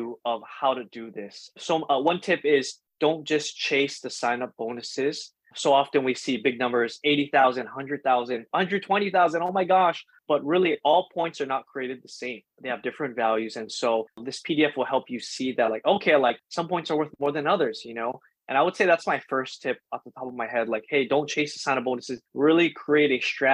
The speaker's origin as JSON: {"language": "English", "region": "Hawaii", "country": "United States", "tie": "born or raised there", "said": "I grew up in Hawaii my whole life"}